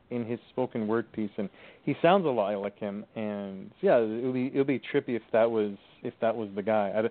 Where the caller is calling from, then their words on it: Thunder Bay, Ontario, Canada; Uh, I'm calling from uh, calling from Ontario, Canada.